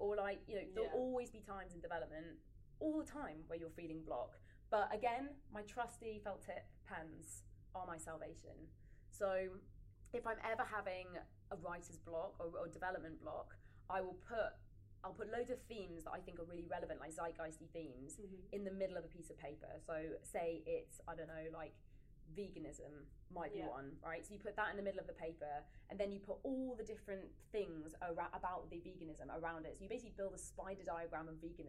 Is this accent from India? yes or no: no; Leeds, Yorkshire and the Humber, United Kingdom; okay, so I'm from Yorkshire. Mm-hmm. I want to go back to Leeds. I want to set up a production company in Leeds.